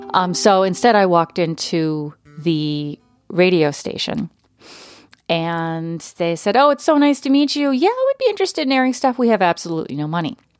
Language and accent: English; Connecticut, United States; also born or lived in Texas; now in Minnesota, United States; we moved to Connecticut, where I lived from the time I was four